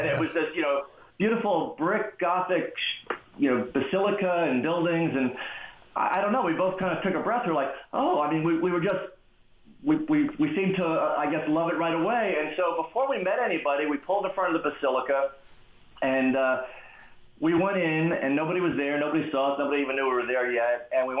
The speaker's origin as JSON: {"language": "English", "region": "New York", "country": "United States", "said": "Now, I have to tell you, I'm from the Bronx, New York. Constant hustles happen really fast."}